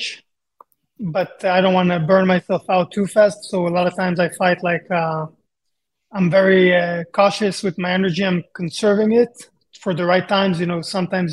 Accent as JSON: {"language": "English", "country": "Israel", "also_born_or_lived": "Japan", "moved": "as an adult", "lives_now": "Las Vegas, United States", "said": "I'm from Israel"}